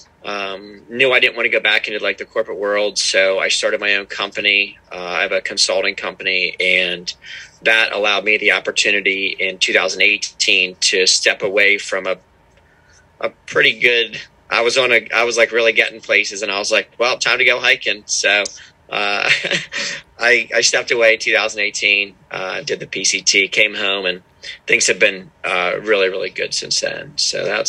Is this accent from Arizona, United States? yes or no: no; Pennsylvania, United States; moved away as an adult; now in Maryland, United States; So, I'm from Pennsylvania. I live with my wife and our little son down in Maryland right now. Grew up in Pennsylvania